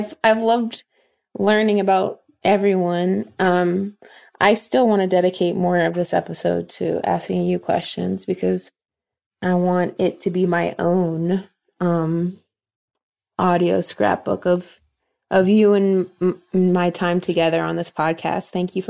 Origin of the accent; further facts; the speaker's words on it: Dayton, Ohio, United States; we're from Dayton, Ohio. It is the birthplace of aviation.